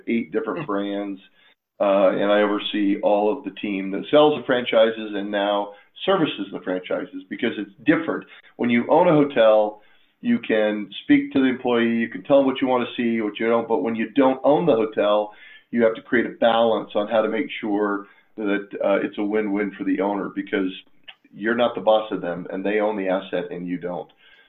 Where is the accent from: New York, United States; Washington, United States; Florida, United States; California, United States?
Washington, United States; Spokane; also born or lived in Anaconda, Montana; I was born in Anaconda, Montana, and my father took a job at Gonzaga University, and I was moved to Spokane when I was one. So I'm basically a native.